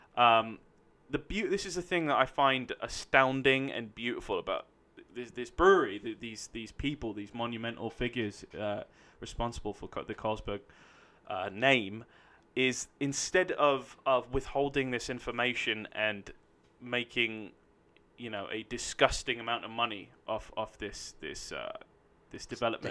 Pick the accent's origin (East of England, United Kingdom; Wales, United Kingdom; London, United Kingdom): London, United Kingdom; now in Los Angeles, United States; I'm from London, United Kingdom